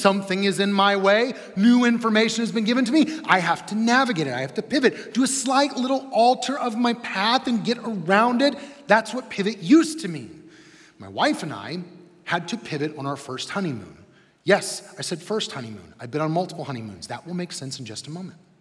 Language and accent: English; Midwest, United States; We're from the Midwest